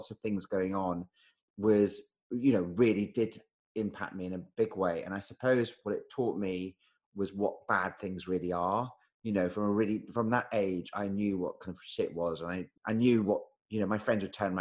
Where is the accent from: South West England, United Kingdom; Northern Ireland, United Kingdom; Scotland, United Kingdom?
Scotland, United Kingdom; Edinburgh; moved away; I'm from Edinburgh.